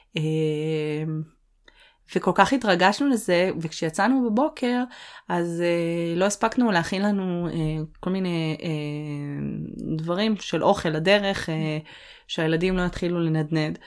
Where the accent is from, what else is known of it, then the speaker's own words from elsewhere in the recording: Northern Israel, Israel; moved away as an adult; אני צפונית